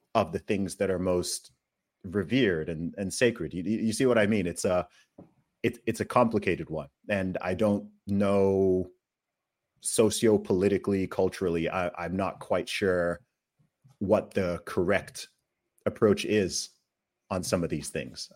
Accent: Saudi Arabia; now in UAE; I grew up in Saudi Arabia

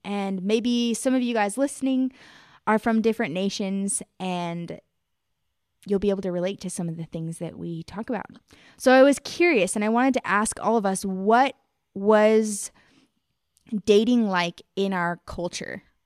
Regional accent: United States; I'm from America

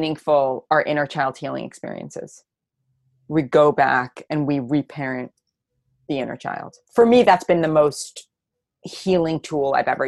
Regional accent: New York City, New York, United States; I'm from New York City

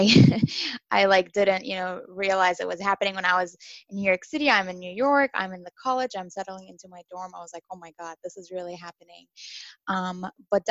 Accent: Dubai, United Arab Emirates; moved away as an adult; also born or lived in Syria / Rochester, United States; now in United States; I am originally from Syria, but I was born and raised in Dubai.

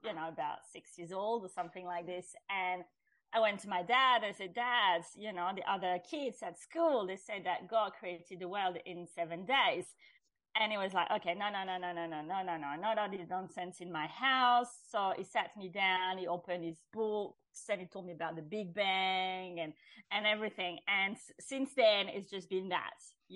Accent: France; I grew up in France, which is traditionally a Catholic country

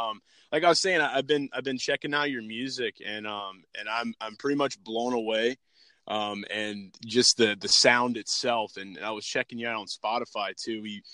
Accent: New Orleans, Louisiana, United States; But I'm from New Orleans, so we had to get that win over you guys.

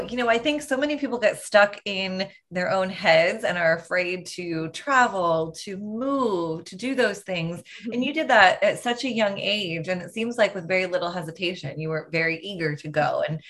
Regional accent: New Jersey, United States; moved away; my hometown in New Jersey

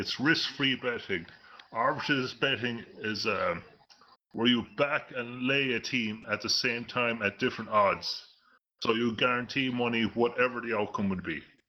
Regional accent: United Kingdom; accent: UK-ish; from the UK.

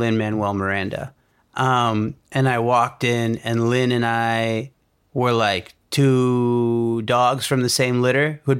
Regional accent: India; I'm here. I'm Indian. I know you guys need diversity.

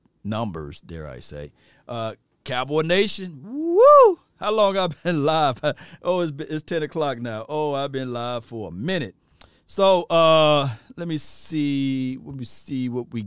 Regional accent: Natchez, Mississippi, United States; my hometown, Natchez, Mississippi

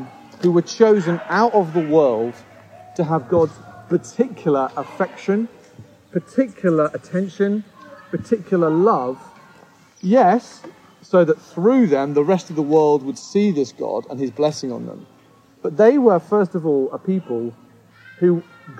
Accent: United Kingdom; a British person coming here

